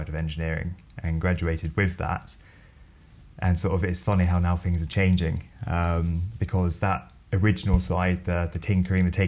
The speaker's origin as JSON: {"language": "English", "town": "Bromley", "region": "London", "country": "United Kingdom", "tie": "born or raised there", "said": "I grew up in Bromley. So for those of you who don't know Bromley, it's about 14 miles south of central London, and lived there all my life"}